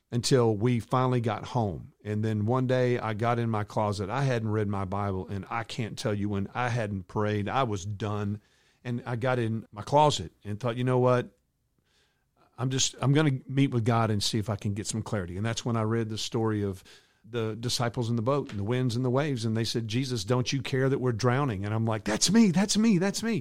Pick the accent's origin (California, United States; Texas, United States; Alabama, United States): Texas, United States; a hometown two hours from Dallas; my hometown two hours away from Dallas